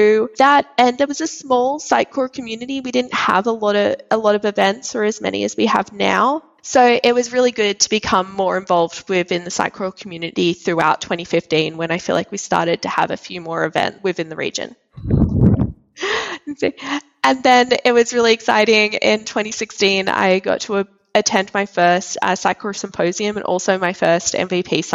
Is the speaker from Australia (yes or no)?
yes; Sydney, New South Wales, Australia; now in New Jersey, United States; I am originally from Australia, from Sydney, and I now live in New Jersey in the United States of America.